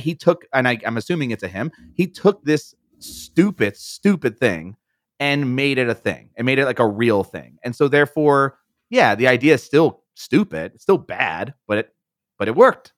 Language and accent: English; Philadelphia, Pennsylvania, United States; I'm from Philadelphia